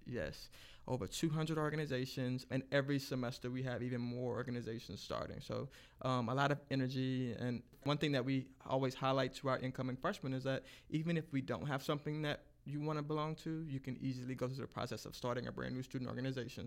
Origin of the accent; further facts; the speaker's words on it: Lake Charles, Louisiana, United States; now in Lafayette, United States; I'm actually originally from Lake Charles